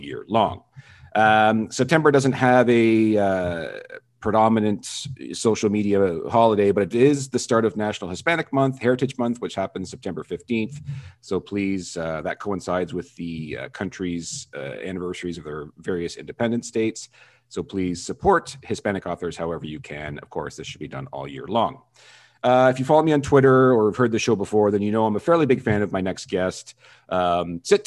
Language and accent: English; Canada; I'm Canadian.